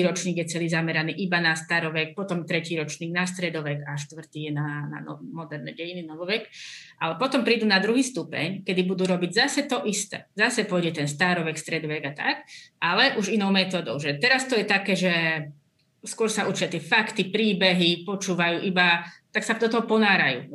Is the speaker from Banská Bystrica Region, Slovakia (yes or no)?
no; Orava, Žilina Region, Slovakia; ja pochádzam z Oravy, hej, čiže tam je veľmi silné katolické zázemie